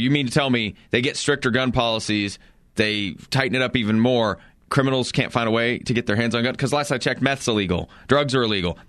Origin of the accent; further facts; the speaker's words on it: Colorado, United States; I look at some of the situations I've seen in my life, you know, just growing up in Eastern Colorado.